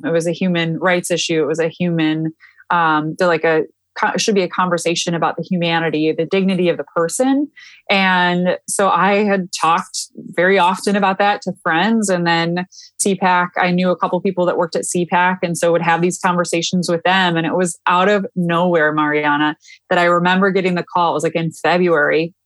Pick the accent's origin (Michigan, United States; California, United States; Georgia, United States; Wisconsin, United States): Michigan, United States; moved away as an adult; also born or lived in Washington, D.C.; I am born and raised in Michigan